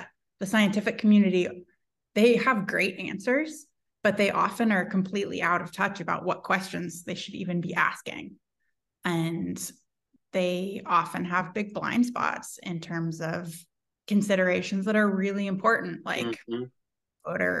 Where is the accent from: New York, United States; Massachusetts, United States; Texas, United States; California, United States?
California, United States; I'm from the Bay Area and we've always had ranked ballots